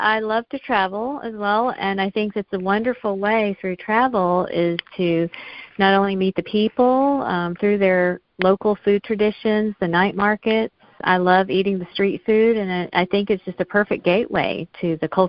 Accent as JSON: {"language": "English", "town": "Smyrna", "region": "Georgia", "country": "United States", "tie": "born or raised there", "moved": "yes", "said": "I was born and raised in Smyrna, Georgia, so I have fond memories, very joyful memories of long summer days as a child, you know, just playing in the backyard for hours on end"}